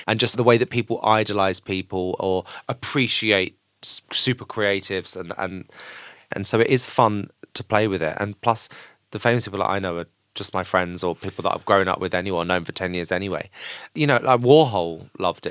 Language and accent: English; Canterbury, South East England, United Kingdom; I grew up in Canterbury in Kent, which is really lovely but really boring.